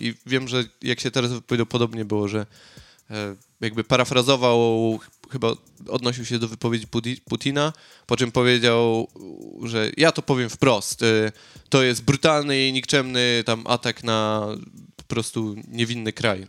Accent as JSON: {"language": "Polish", "country": "Poland", "moved": "yes", "said": "nie uciekłem z Polski przed, przed wojną"}